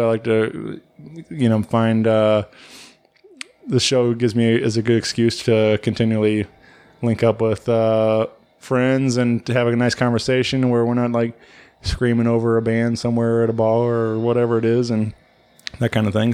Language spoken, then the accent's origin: English; Wentzville, Missouri, United States; growing up in Wentzville, I always felt like it was, there was nothing to nothing in this town